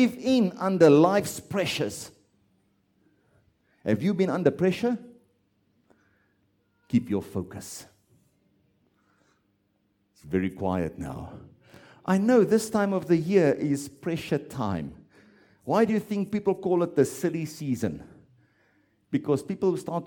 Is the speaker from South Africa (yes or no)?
yes; South Africa; I'm South African